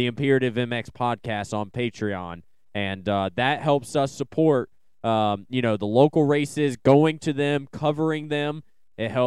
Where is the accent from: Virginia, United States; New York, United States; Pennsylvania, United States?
Virginia, United States; Salem; Salem Arenacross obviously is in my hometown this weekend